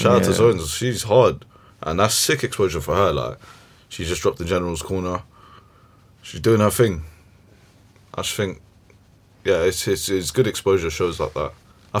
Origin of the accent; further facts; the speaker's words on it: England, United Kingdom; maybe that's just because we're English, innit?